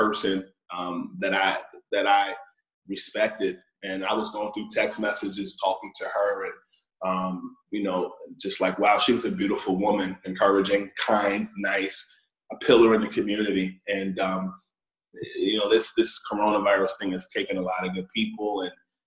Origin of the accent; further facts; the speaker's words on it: New Jersey, United States; also born or lived in New York City; I am originally from New Jersey, but grew up in both Jersey and New York City, and have family in both. I live in New Jersey currently